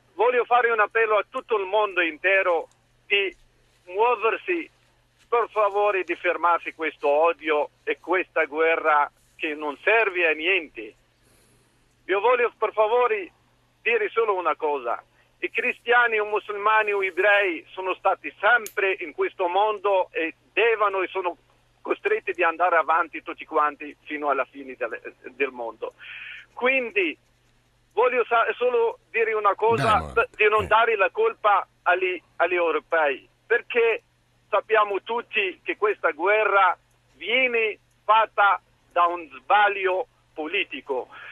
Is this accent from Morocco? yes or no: yes; Morocco; moved away; Sono marocchino.